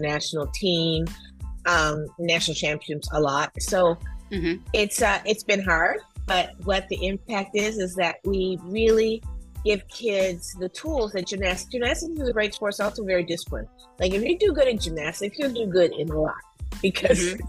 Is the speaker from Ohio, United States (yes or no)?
no; Detroit, Michigan, United States; I'm also in Detroit, which is my hometown